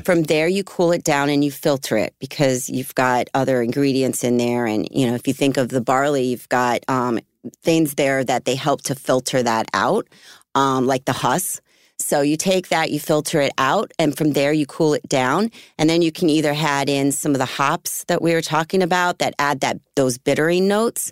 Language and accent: English; Philadelphia, Pennsylvania, United States; moved away; I grew up in Philly area, um, when I was younger